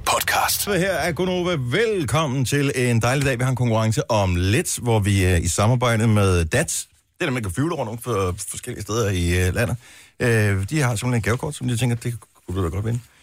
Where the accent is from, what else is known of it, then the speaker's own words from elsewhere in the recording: Funen, Southern Denmark, Denmark; nu er jeg jo i Fynbo